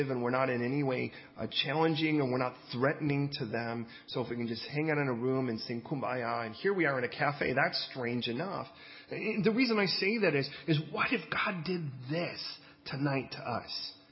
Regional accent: California, United States; I mean, I came from California, and California, most of the stuff was Spanish.

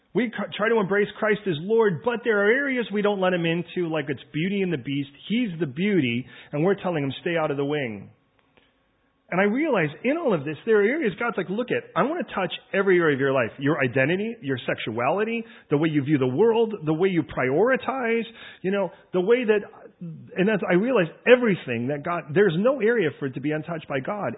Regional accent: United States; moved away as an adult; now in United Kingdom; I'm American

